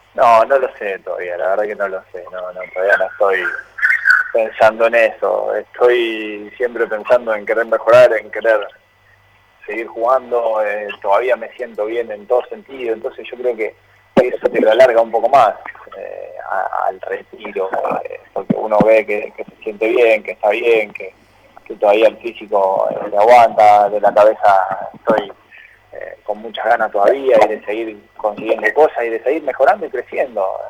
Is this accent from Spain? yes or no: no; Godeken, Santa Fe, Argentina; now in Rosario, Argentina; en el club de mi pueblo